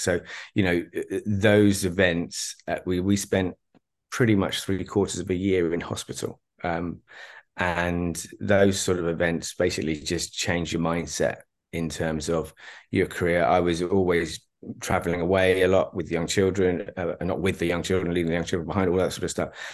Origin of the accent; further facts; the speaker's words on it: Berkhamsted, East of England, United Kingdom; moved away as an adult; also born or lived in Dubai / London; I was left in my hometown of, o-, of, of Berkhamsted